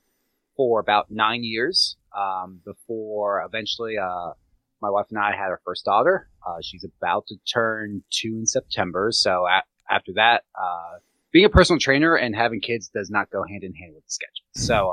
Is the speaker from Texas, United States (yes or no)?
no; Gettysburg, Pennsylvania, United States; I grew up around hunters in Gettysburg, but did not hunt